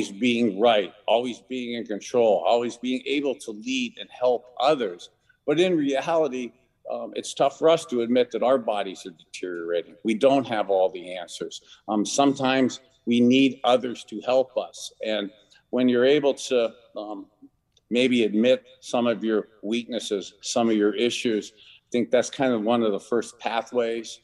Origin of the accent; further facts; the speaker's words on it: Youngstown, Ohio, United States; a little boy who grew up in Youngstown, Ohio, halfway between Cleveland